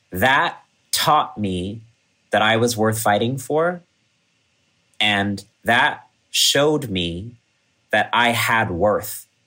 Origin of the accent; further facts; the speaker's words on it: Kerala, India; One of my best performances ever was in my hometown village in Kerala, where my dad's family is from.